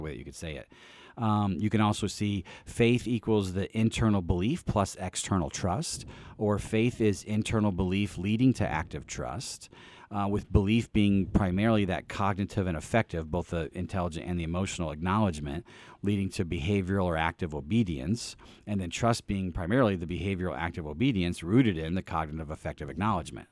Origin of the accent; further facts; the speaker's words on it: East Peoria, Illinois, United States; I grew up really in East Peoria, Illinois